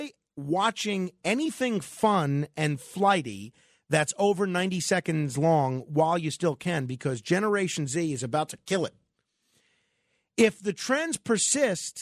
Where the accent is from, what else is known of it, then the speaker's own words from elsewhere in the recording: New York City, New York, United States; I am from Staten Island